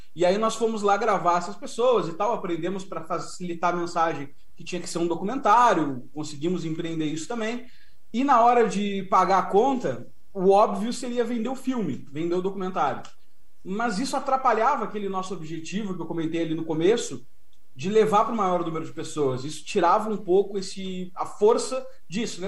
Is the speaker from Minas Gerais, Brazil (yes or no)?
no; Porto Alegre, Rio Grande do Sul, Brazil; Nós somos de Porto Alegre, naturais de Porto Alegre